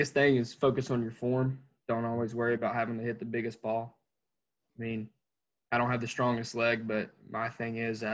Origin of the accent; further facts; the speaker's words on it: Clover, South Carolina, United States; from Clover, South Carolina